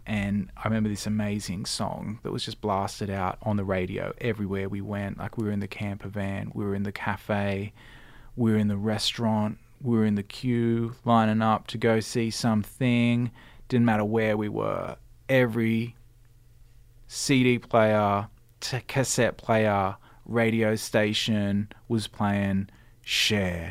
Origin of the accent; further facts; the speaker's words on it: Cronulla, New South Wales, Australia; also born or lived in London; I grew up in sunny Cronulla. I still live there too.